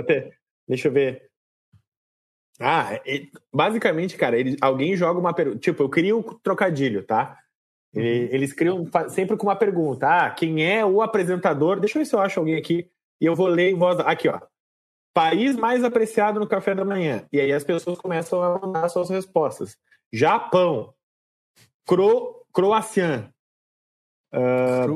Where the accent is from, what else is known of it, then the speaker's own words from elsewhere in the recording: Porto Alegre, Rio Grande do Sul, Brazil; Sou, sou de Porto Alegre